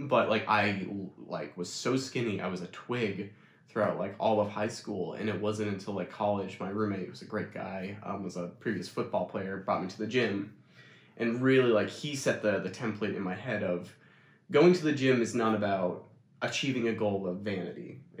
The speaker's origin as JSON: {"language": "English", "town": "Scottsville", "region": "New York", "country": "United States", "tie": "born or raised there", "also_born_or_lived": "Canada", "said": "It's Scottsville, New York, in Wheatland, Chilliwack."}